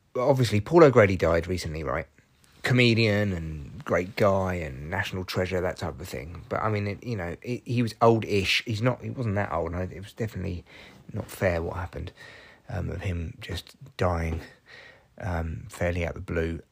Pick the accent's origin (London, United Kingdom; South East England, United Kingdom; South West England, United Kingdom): London, United Kingdom; Barnet; I grew up in Barnet